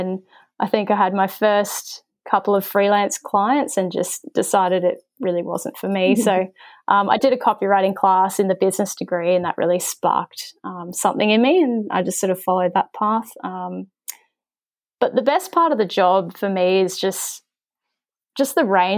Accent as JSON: {"language": "English", "country": "New Zealand", "tie": "born or raised there", "said": "I grew up in New Zealand"}